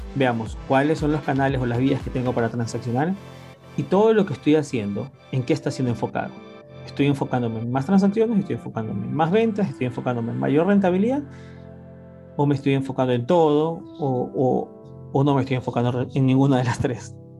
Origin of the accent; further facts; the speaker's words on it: Ecuador; mi país, Ecuador